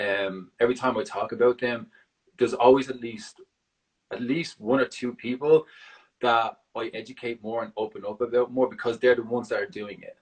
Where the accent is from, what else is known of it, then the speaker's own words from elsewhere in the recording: Dublin, Leinster, Ireland; now in San Francisco, United States; I'm originally from Ireland, Dublin